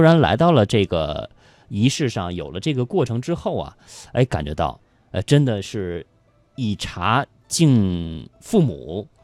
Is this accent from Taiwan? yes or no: no; China; 我们中国人好客的传统